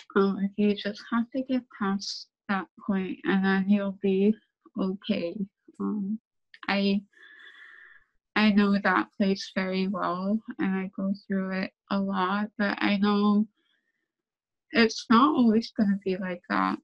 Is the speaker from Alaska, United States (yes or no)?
yes; Saint Lawrence Island, Alaska, United States; So, I'm from Saint Lawrence Island. I'm Siberian Yupik.